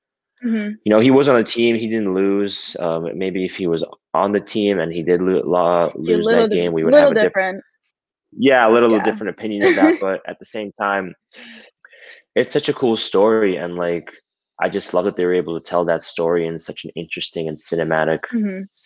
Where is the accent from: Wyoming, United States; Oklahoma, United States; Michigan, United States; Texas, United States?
Michigan, United States; Detroit; also born or lived in Quebec / Windsor; I'm pretty much as American as they come because I was like born here. I was raised here. I spent most of my life here.